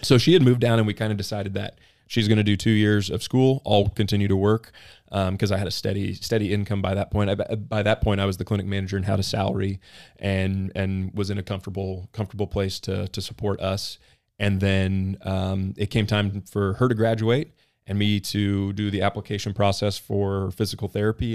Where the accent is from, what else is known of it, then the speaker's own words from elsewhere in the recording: Nixa, Missouri, United States; I grew up mostly in Southwest Missouri, uh, Nixa, Missouri